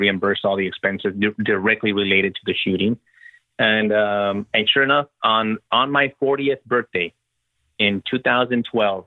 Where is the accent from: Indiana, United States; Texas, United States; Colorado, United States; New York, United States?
Texas, United States; also born or lived in Madrid / Denver; I'm from Texas